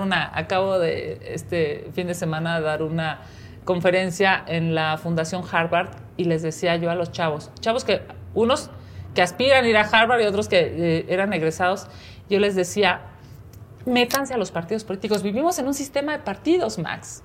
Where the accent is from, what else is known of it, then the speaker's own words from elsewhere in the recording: Mexico City, Mexico; soy chilanga, aquí nací, aquí he crecido, aquí he estudiado, aquí he trabajado